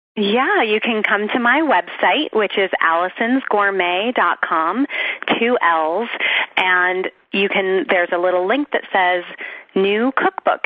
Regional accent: South Florida, United States; I grew up in South Florida

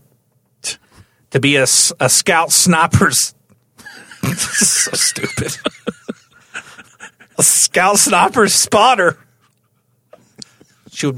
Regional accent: the South, United States; I'm Southern

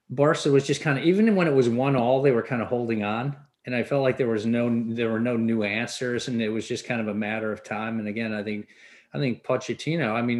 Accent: England, United Kingdom; now in United States; when I grew up in England, like everybody played

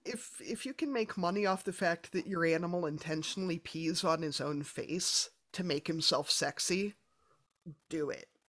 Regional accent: Midwest, United States; I'm a Midwesterner

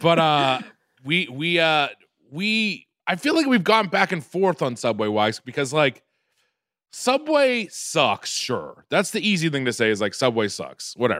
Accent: Quincy, Massachusetts, United States; I'm from Quincy, Mass

